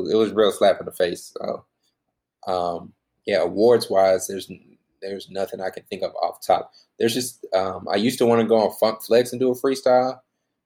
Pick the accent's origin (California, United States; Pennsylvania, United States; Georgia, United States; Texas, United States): Texas, United States; Irving; I'm from Irving, Texas, bro. I grew up off of Shady Grove. Like I'm from Irving, Texas